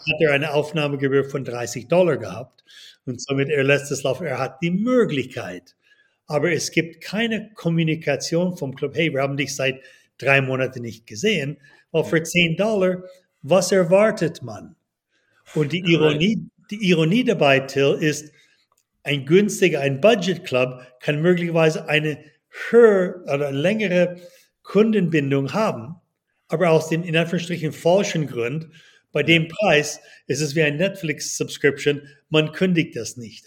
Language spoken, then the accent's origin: German; Toronto, Ontario, Canada; moved away as an adult; also born or lived in United States / Boston; now in Switzerland; Geboren in Kanada, aufgewachsen in Toronto